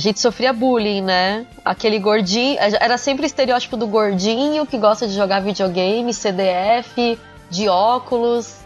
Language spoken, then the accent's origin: Portuguese; São Paulo, Brazil; Eu, eu sou paulista